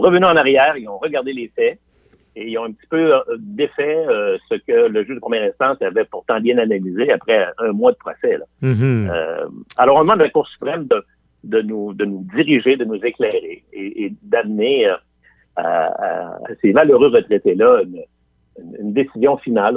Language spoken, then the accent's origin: French; Quebec City, Quebec, Canada; je viens de Limoilou. Je viens de, je viens de ce qu'on appelle Anglopole à trois coins de rue. Et mes, amis de primaire et de secondaire